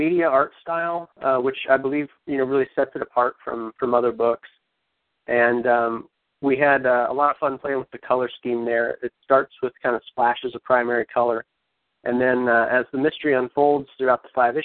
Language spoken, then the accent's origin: English; Cincinnati, Ohio, United States; I'm from Cincinnati, Ohio